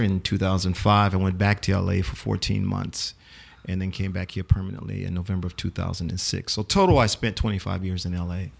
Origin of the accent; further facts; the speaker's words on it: New Orleans, Louisiana, United States; grew up here in New Orleans